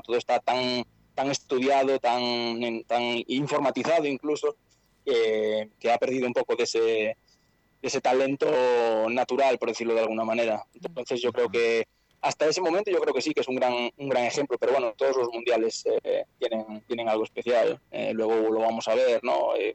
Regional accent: Santiago de Compostela, Galicia, Spain; yo soy de Santiago de Compostela, de, de España

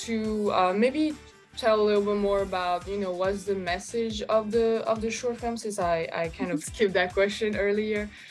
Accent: France; moved away as an adult; also born or lived in Russia / Los Angeles, United States; I was born in Russia and then I moved to France. So that's where I, I, I grew up

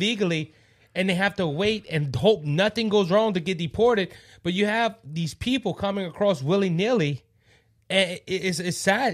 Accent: Cajun, Louisiana, United States; I'm the …

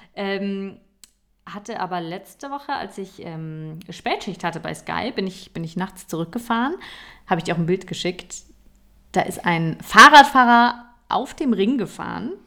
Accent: Berlin, Germany; ich komme aus Berlin, muss man dazu sagen. Ich bin in, in Berlin geboren

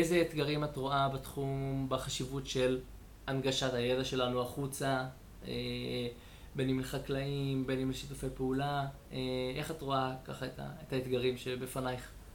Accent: Israel; אני שגדלתי במושב

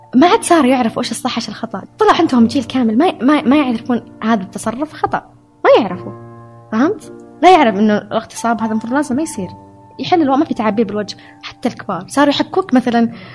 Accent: Saudi Arabia; moved away as an adult; also born or lived in Hungary; أعرف نفسي كسعودية

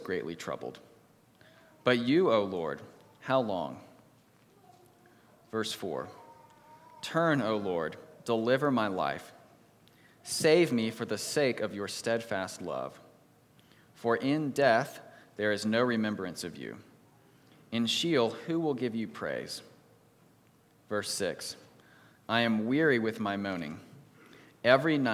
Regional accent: East Coast, United States; also born or lived in Texas; I grew up on the East Coast, I was born in Texas

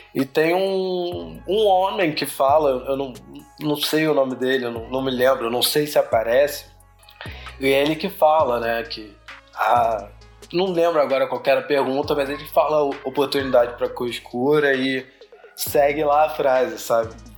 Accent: Rio de Janeiro, Brazil; sou da Rocinha, né? Sou da Zona Sul

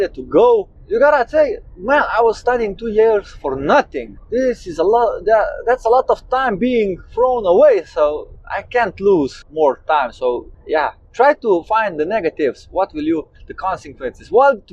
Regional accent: Slovenia; I'm 27 years old and I come from Slovenia.

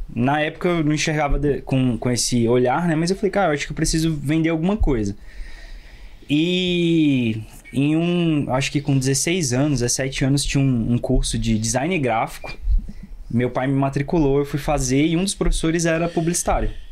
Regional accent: Brasília, Federal District, Brazil; Eu sou daqui de Brasília mesmo

